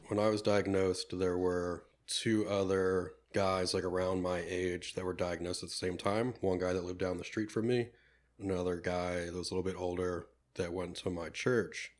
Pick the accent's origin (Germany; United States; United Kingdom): United States; Penn Hills, Pennsylvania; I grew up here in the Pittsburgh area, um, from the Penn Hills, uh, area as well